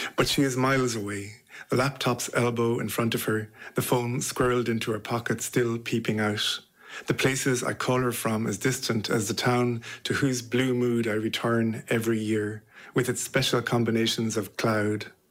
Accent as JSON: {"language": "English", "town": "Listowel", "region": "Munster", "country": "Ireland", "also_born_or_lived": "London", "moved": "as an adult", "lives_now": "Manchester, United Kingdom", "said": "I'm from Listowel in North Kerry and I live in Manchester and I've lived there for nearly 20 years."}